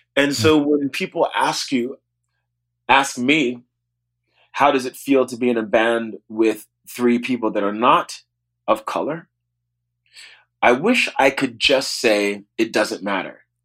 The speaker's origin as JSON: {"language": "English", "town": "New Orleans", "region": "Louisiana", "country": "United States", "tie": "born or raised there", "said": "I grew up in New Orleans"}